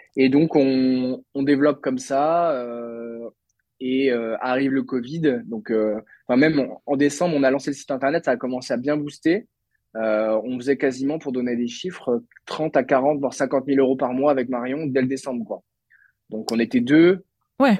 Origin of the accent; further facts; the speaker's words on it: Lannion, Brittany, France; also born or lived in Bordeaux; je suis breton, je suis né à Lannion dans les Côtes d'Armor. Euh, euh, j'ai fait toute ma scolarité moi à Lannion